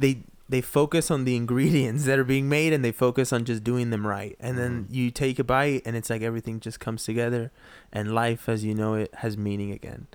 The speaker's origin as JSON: {"language": "English", "country": "Peru", "said": "Like for me, people always tell me, because I'm from Peru, people always are like, hey, you don't have an accent."}